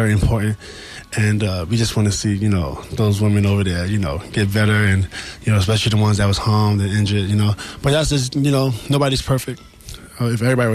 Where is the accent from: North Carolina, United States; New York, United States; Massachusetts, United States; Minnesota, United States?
New York, United States; New York City; I represent Queensbridge a lot, but I'm from Queens at the end of the day